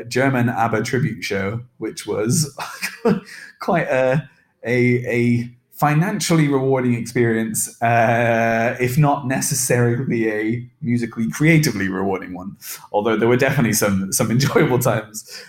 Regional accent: England, United Kingdom; accent: English; I'm just going to speak in my English accent

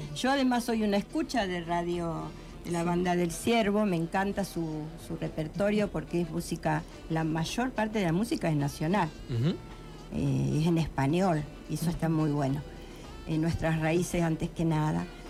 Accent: Eduardo Castex, La Pampa, Argentina; Yo siempre canté desde niña. En mi escuela, en mi pueblo, Eduardo Castex, en la escuela primaria

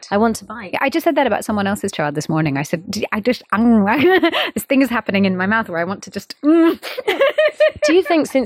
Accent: India; And of course, I'm an Indian female musician. So this was something I was speaking about around the world.

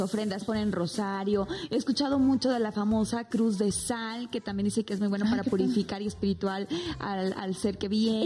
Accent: Mexico

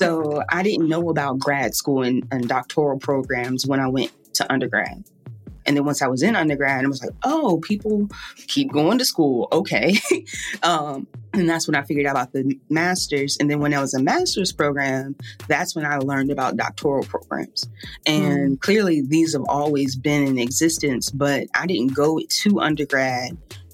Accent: Richmond, Virginia, United States; now in New Orleans, United States; I'm from Richmond, Virginia, and I'm currently living down in New Orleans.

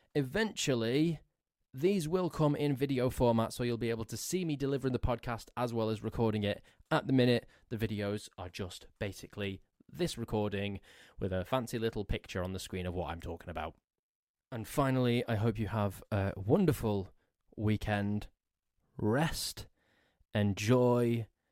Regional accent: England, United Kingdom; I'm English

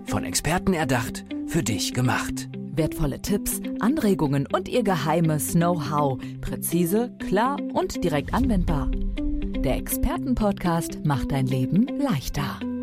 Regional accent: North Rhine-Westphalia, Germany; ich komme ja aus Nordrhein-Westfalen

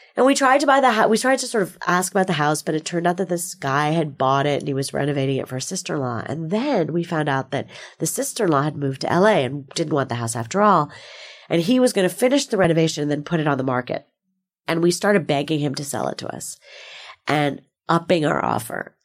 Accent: New Jersey, United States; moved away as an adult; now in Bay Area, United States; I grew up in New Jersey

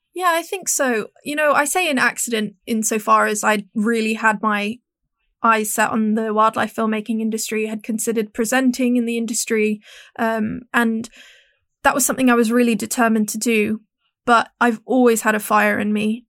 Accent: Hong Kong; growing up in Hong Kong, where we're we're just very straightforward

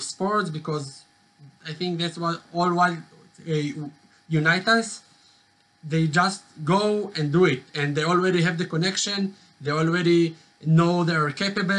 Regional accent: Jerusalem, Jerusalem District, Israel; I'm from Jerusalem, born and raised

